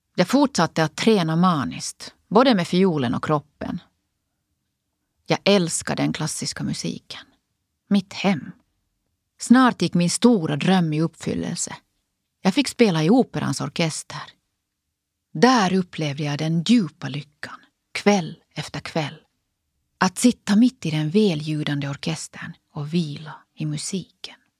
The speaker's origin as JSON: {"language": "Swedish", "country": "Finland", "also_born_or_lived": "United States", "moved": "as an adult", "said": "jag både studerar och jobbar på heltid hemma i Finland."}